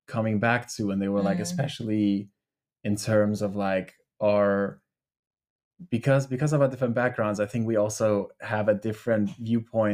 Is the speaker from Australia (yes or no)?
no; Denmark; also born or lived in Albania; growing up in Denmark